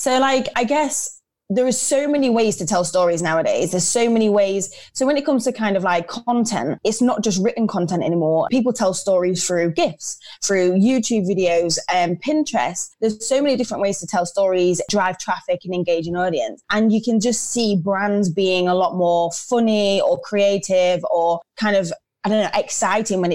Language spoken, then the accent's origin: English; Lincolnshire, East Midlands, United Kingdom; moved away as an adult; also born or lived in Leeds; I'm actually from Lincolnshire